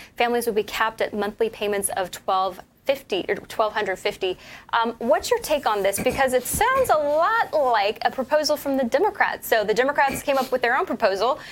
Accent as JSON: {"language": "English", "region": "Utah", "country": "United States", "tie": "born or raised there", "also_born_or_lived": "Missouri", "said": "the great state of Utah, also my home state. I claim Missouri and Utah, two home states."}